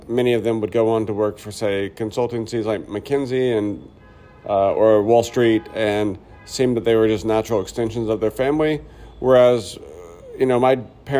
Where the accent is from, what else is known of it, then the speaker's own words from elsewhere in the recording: Pine Bluff, Arkansas, United States; I grew up in the South in Arkansas